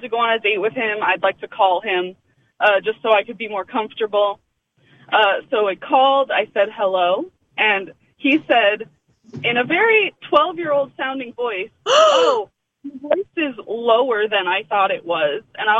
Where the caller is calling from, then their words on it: Santa Clarita, California, United States; I'm calling from the inside of my car in Santa Clarita.